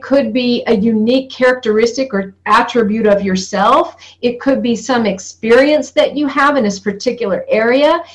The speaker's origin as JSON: {"language": "English", "region": "North Georgia", "country": "United States", "said": "I come from North Georgia, from moonshine country, from NASCAR racing, where NASCAR began."}